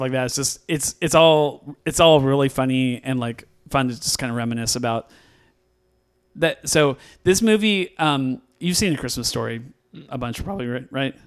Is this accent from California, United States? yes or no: yes; West Coast, California, United States; I grew up in the West Coast